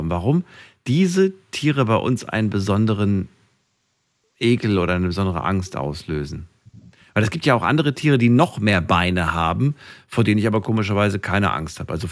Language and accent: German; Offenbach am Main, Hesse, Germany; ich komme aus Offenbach.